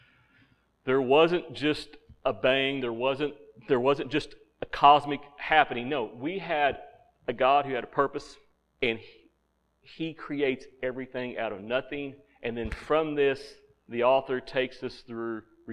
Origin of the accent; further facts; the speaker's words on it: Central Arkansas, United States; moved away; I'm from Central Arkansas, where every year we had the blackbird migration